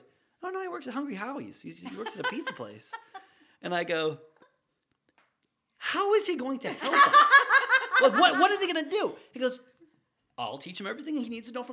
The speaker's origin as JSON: {"language": "English", "region": "Northeast Ohio", "country": "United States", "tie": "born or raised there", "moved": "as an adult", "lives_now": "Riverview, United States", "said": "I was born and raised in Ohio"}